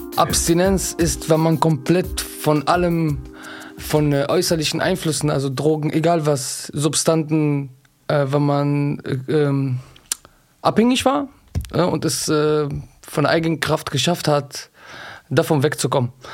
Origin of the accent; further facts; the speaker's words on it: Düsseldorf, North Rhine-Westphalia, Germany; 31 Jahre alt, ich komme aus Düsseldorf.